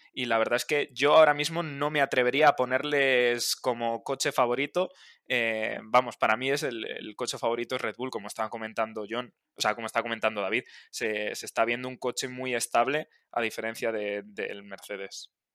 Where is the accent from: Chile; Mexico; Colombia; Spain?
Spain; como, español